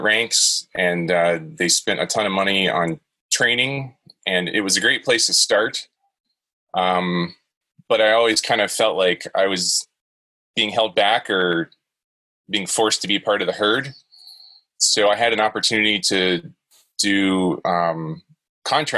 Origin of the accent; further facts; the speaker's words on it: Jacksonville, Florida, United States; I grew up in Florida, in Jacksonville.